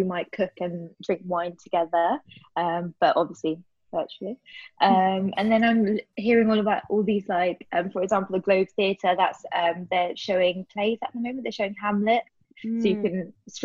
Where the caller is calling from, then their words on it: London, United Kingdom; I'm calling from Peckham